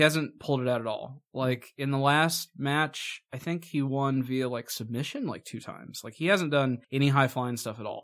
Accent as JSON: {"language": "English", "region": "Indiana", "country": "United States", "said": "we're from Indiana."}